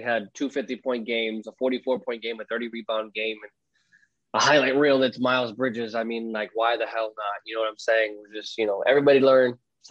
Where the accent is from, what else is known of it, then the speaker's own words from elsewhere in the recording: New York, United States; I didn't want to end the episode as a New Yorker